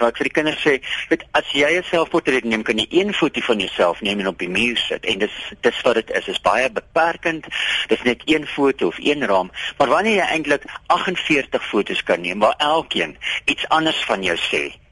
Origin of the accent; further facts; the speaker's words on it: South Africa; ek is 'n Afrikaner